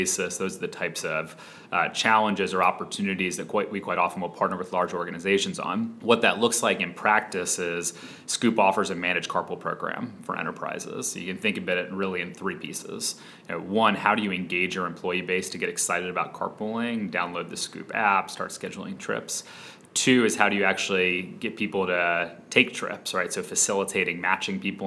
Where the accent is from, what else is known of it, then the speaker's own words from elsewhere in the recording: Atlanta, Georgia, United States; moved away as an adult; also born or lived in Philadelphia; we grew up in Atlanta